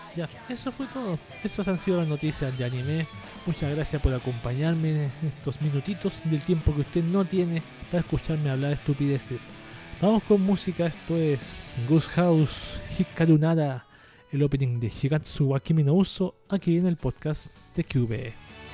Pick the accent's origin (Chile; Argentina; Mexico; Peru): Chile; Plaza de Italia aquí en, en Chile